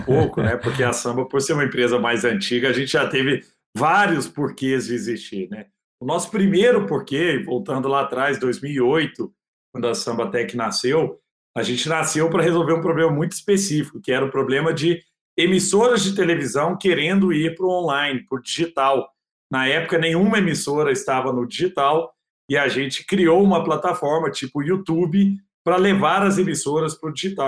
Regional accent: Araguari, Minas Gerais, Brazil; moved away as an adult; also born or lived in Rio de Janeiro; Eu, eu, sou do interior de Minas, né? Sou do Triângulo Mineiro de Araguari

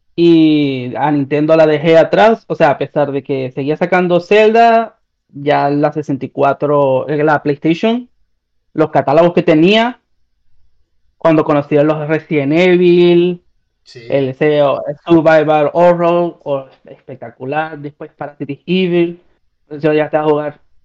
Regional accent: Venezuela; moved away as an adult; also born or lived in Peru; now in Chile; yo me fui de Venezuela a Perú

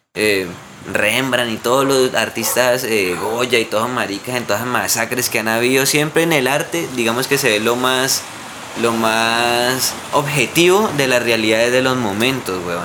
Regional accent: Colombia

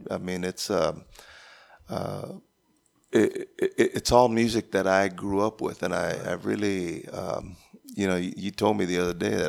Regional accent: Pearsall, Texas, United States; we're originally from Pearsall, Texas, which is south of San Antonio

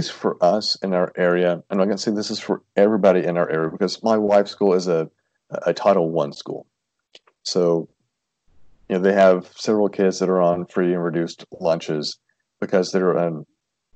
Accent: Tennessee, United States; moved away; I'm from Tennessee, very small town of about 4,000 people

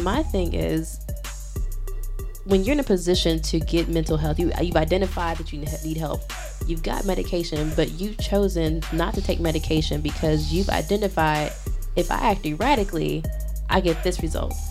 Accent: Chicago, Illinois, United States; now in Providence, United States; I'm from Southside Chicago

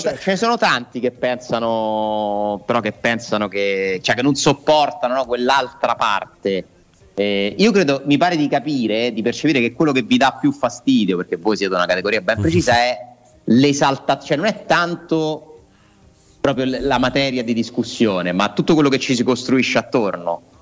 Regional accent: Japan; il mio paese, il Giappone

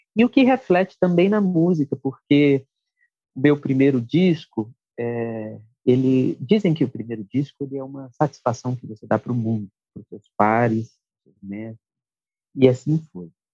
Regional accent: Brasília, Federal District, Brazil; Eu sou de Brasília, minha mãe falecida já natural de de Minas, meu pai é de Pernambuco

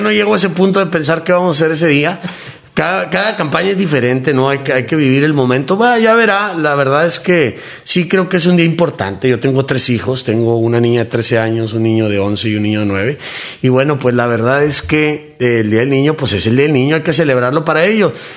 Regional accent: Mexico; como mexicano

